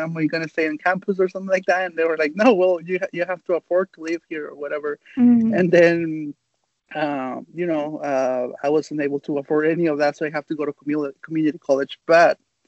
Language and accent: English; Mexico; English is a second language; also born or lived in United States; now in San Diego, United States; my parents took me back to Mexico when I was about 3 years old or something like that. So I lived there in Mexico most of my life